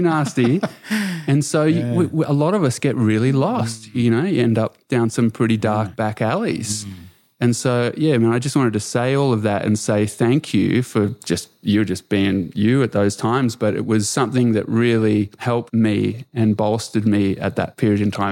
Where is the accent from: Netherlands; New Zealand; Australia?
Australia; I was born into here in Australia in the, you know, a few decades later in the nineties. That's when I was growing into it.